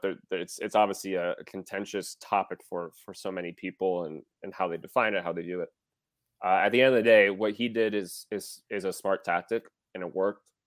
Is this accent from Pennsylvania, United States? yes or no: no; Wisconsin, United States; I am from Wisconsin